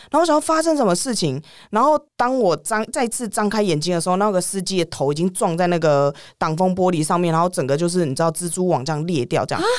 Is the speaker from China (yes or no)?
no; Taiwan; moved away as an adult; 我们台湾